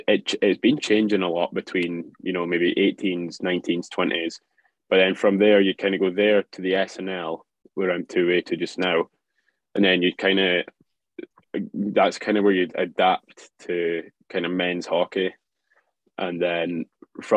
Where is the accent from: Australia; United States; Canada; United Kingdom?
United Kingdom; Dundee, Scotland; in my hometown